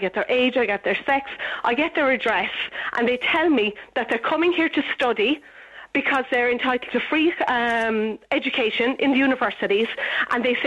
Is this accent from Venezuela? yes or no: no; Cork, Munster, Ireland; now in Dublin, Ireland; I live in Dublin, I'm from Cork